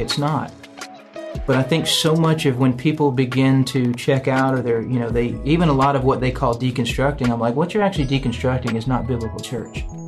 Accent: Nashville, Tennessee, United States; I grew up in Nashville, went to Belmont

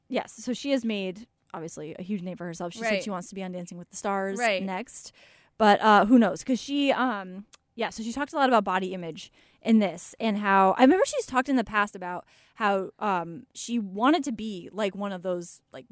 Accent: Killingworth, Connecticut, United States; She's from my hometown

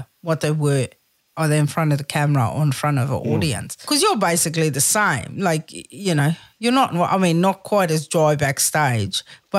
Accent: South Africa; Like, I think as a South African, I think we are all heightened because we are fucking ready.

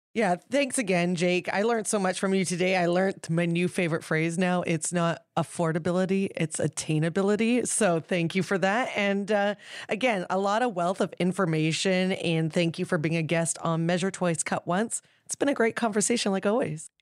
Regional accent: New Westminster, British Columbia, Canada; I grew up in Queen's Park in New Westminster

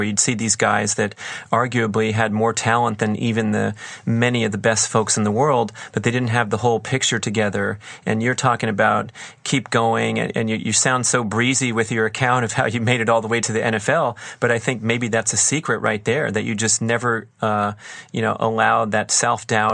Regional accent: Los Angeles, California, United States; when I was a kid growing up

